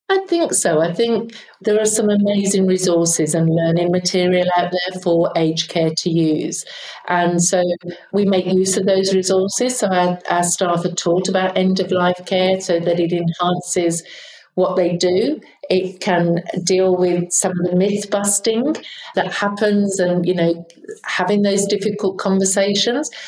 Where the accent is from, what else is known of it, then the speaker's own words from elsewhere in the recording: United Kingdom; I'm from the UK, as you can probably tell from my accent.